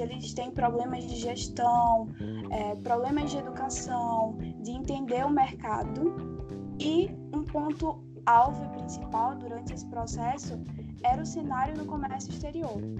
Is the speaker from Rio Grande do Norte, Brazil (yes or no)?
no; Recife, Pernambuco, Brazil; sou de Recife